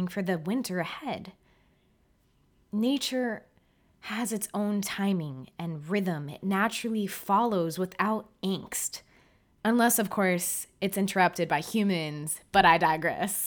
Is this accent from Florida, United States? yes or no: yes; South Florida, United States; moved away; I'm from South Florida